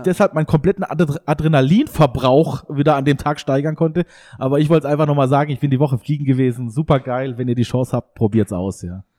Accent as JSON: {"language": "German", "area": "Eschelbach, Hohenlohe", "region": "Baden-Württemberg", "country": "Germany", "tie": "born or raised there", "said": "meine Heimat Hohenlohe-Eschelbach"}